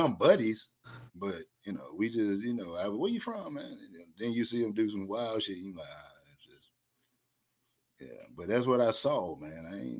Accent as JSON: {"language": "English", "town": "Atlanta", "region": "Georgia", "country": "United States", "said": "I'm from Atlanta, the Atlanta area"}